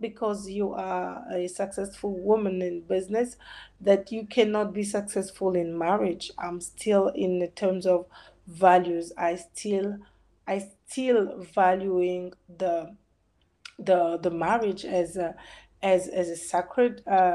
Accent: DR Congo; I'm from Congo, DRC

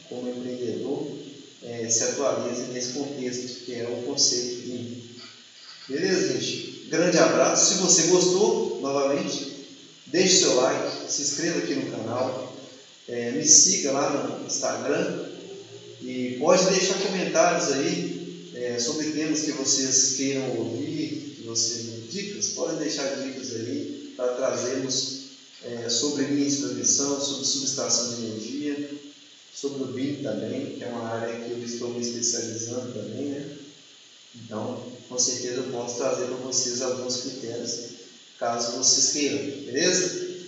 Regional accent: Minas Gerais, Brazil; eu sou de Minas Gerais

